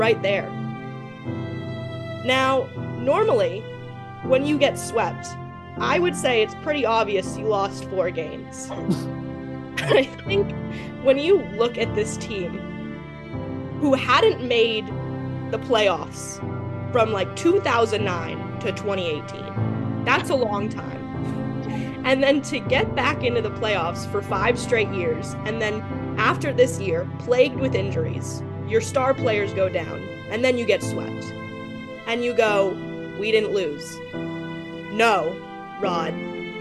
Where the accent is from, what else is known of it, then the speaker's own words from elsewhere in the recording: North Carolina, United States; my home state's team, the Carolina Hurricanes